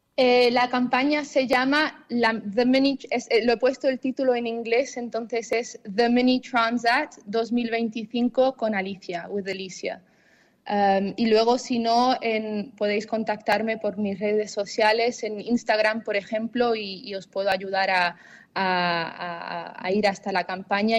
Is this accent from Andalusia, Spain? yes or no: yes; Tarifa, Andalusia, Spain; also born or lived in Zimbabwe / Facinas; yo nací en Zimbabue, en, en, África, en Sudáfrica, eh, y, a la edad de seis años nos mudamos a Tarifa